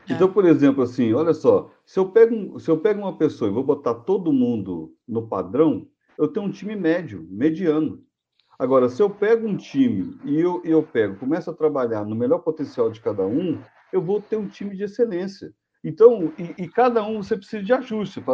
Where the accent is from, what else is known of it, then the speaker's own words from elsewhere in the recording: Brazil; eu sou brasileiro de natureza. Assim, é outra coisa, sou engenheiro e brasileiro. Então, por exemplo, assim, eu, eu tenho muito orgulho de ser brasileiro.